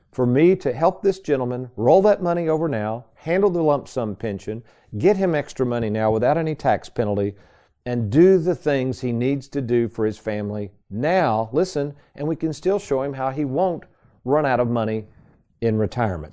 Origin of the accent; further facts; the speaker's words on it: Lexington, Kentucky, United States; the same house I grew up in in Lexington, Kentucky